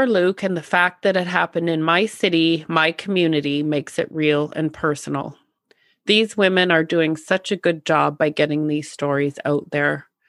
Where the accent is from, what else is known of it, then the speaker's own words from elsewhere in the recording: North Bay, Ontario, Canada; I'm from North Bay, but both of my parents are originally from Temiskaming Shores. Most of our family still lives there, and we have a cottage there, so we visit often.